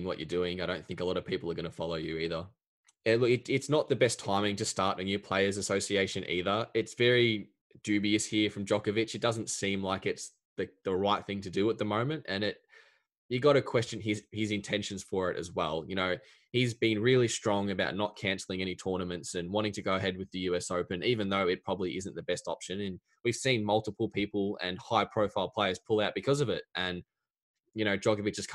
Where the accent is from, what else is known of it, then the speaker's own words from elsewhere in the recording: Australia; as an Aussie